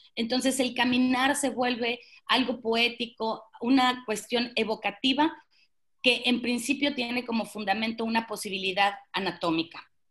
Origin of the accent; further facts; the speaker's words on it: Monterrey, Nuevo León, Mexico; yo soy de Monterrey y ahora vivo en, Monterrey